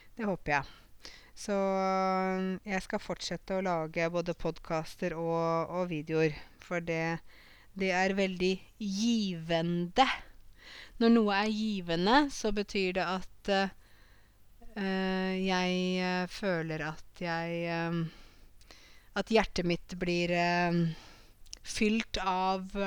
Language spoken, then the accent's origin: Norwegian; Åmot, Norway; Åmot, der jeg kommer fra